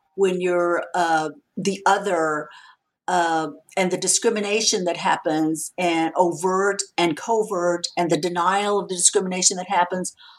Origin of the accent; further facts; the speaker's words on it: San Antonio, Texas, United States; I'm a Mexican American woman. I grew up in San Antonio, Texas